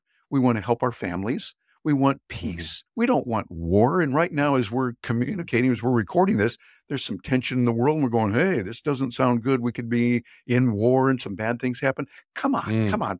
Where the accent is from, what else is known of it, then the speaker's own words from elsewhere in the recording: Midwest, United States; I was born and raised in the Midwest in the United States, and so I have certain values and certain ideas that I was trained on when I grew up.